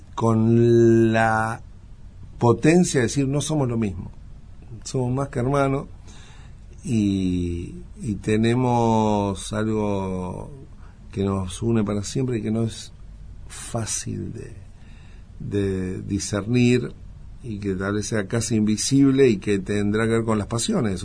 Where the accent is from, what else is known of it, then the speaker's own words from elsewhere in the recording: Buenos Aires, Argentina; soy argentino, soy de Buenos Aires